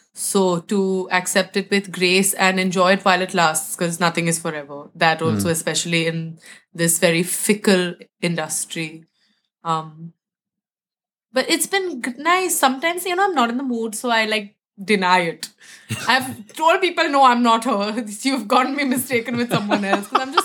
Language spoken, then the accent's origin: English; Mumbai, Maharashtra, India; moved away; where I'm from, Mumbai. And it is in the state called Maharashtra.